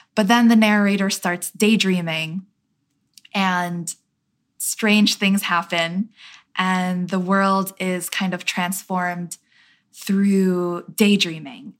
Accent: New York City, New York, United States; my experience growing up in Queens

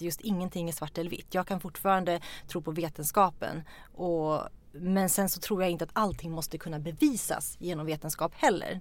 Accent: Norrland, Sweden; moved away; Vi kommer ifrån Norrland, olika delar.

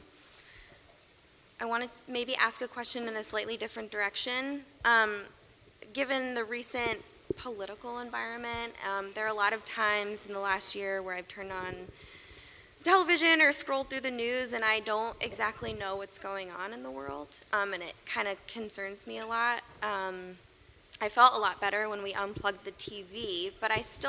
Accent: Tampa, Florida, United States; moved away; also born or lived in Fort Campbell; I'm originally from Tampa.

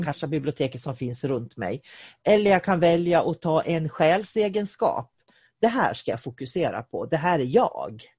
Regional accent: Sweden; jag är svensk. Jag är svensk. Var jag än åker i världen så springer jag med min svenska flagga i handen, för jag är svensk.

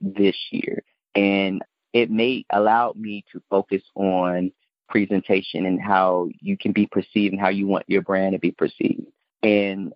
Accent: Chicago, Illinois, United States; also born or lived in Mississippi / New Orleans; growing up in Chicago, especially in inner city

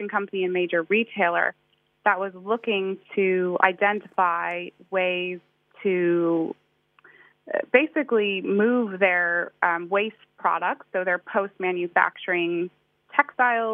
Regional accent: outside of Boston, Massachusetts, United States; moved away as an adult; now in London, United Kingdom; I did grow up in the States, in the East Coast. So outside of Boston, really cool city

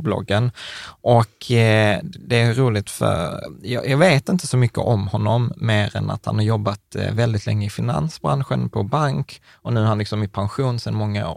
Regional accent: Malmö, Skåne, Sweden; vi är Malmöbor.

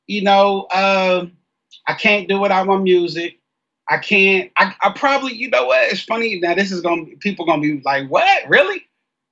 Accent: Columbus, Ohio, United States; It was a good place to grow up.

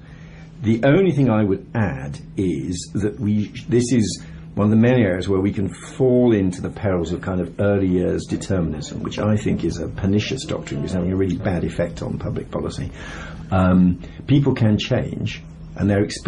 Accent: Birmingham, West Midlands, United Kingdom; I come from Birmingham. My father was an engineer, my mother was a teacher.

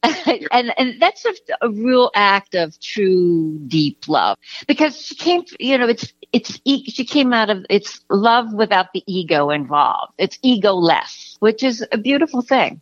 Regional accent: United States; now in California, United States; I'm from the New York area, uh, eh, East, you know, New York, New Jersey area

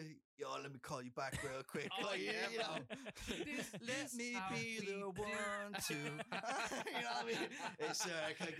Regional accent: Wicklow, Leinster, Ireland; moved away as an adult; also born or lived in Dublin, Ireland / Berlin, Germany; I grew up between Wicklow and Dublin.

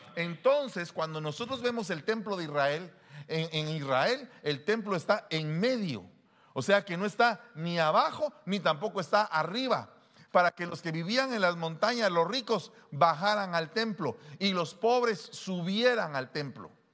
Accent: Guatemala; había vivido en esos dos años como que era gringo siendo guatemalteco

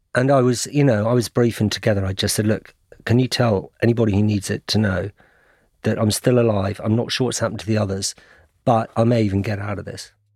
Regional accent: United Kingdom; I'm British journalist

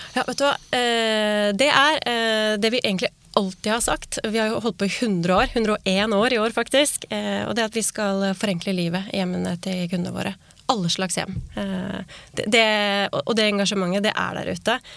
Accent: Norway; vi nordmenn

